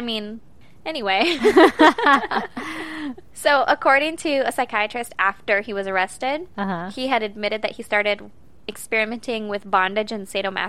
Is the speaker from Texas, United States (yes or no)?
no; California, United States; I realize that I have every other idiosyncrasy or whatever from California, but I hate the Cali thing.